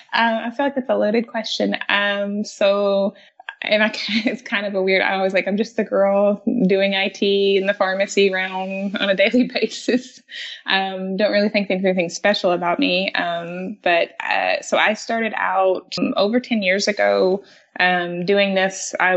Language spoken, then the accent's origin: English; the South, United States; accent: Southern; Oh, and if you can probably tell, I have an accent because I am from the South, so I'm a Southern girl.